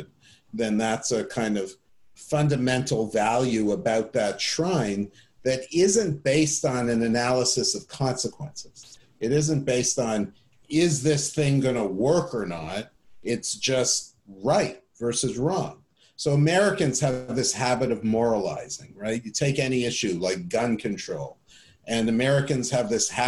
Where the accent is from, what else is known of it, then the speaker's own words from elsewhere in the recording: Canada; I grew up in Canada